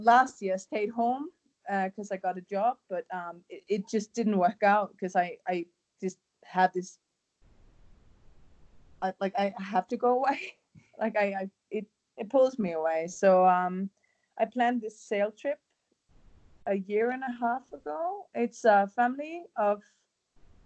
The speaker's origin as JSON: {"language": "English", "country": "Denmark", "said": "I'm from Denmark"}